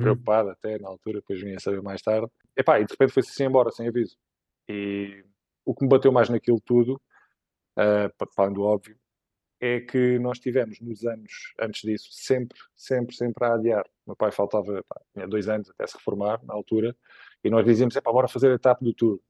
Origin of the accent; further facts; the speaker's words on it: Évora, Alentejo, Portugal; moved away as an adult; now in Lisbon, Portugal; sou de Évora okay. originariamente, com 18 anos vim para cá estudar para o técnico